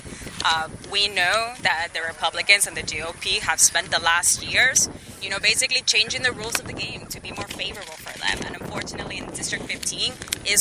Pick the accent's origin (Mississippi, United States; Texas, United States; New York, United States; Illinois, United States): Texas, United States; Mission; also born or lived in Reynosa, Mexico; when I was 7 years old, my parents crossed the border. I was born in Reynosa, and then we've lived our life in Mission